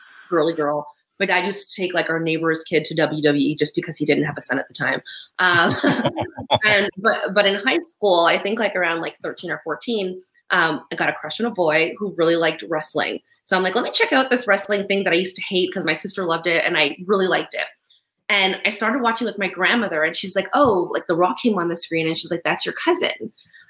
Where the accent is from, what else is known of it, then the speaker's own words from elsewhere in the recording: Montreal, Quebec, Canada; accent: standard American; also born or lived in New York / Stamford, Connecticut; I was born and raised in Montreal with a little bit in New York, but pretty much Montreal.